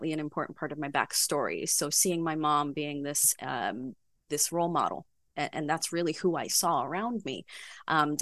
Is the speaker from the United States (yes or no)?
yes; New York City, New York, United States; also born or lived in Caribbean; I'm a native New Yorker, born and raised in Manhattan.